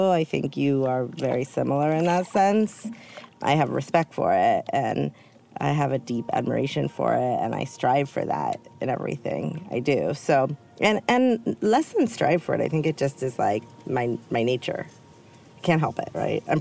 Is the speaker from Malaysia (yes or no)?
no; California, United States; But yeah, I think also in growing up in the Bay Area, and you were pretty close to the Bay Area, it's a different lifestyle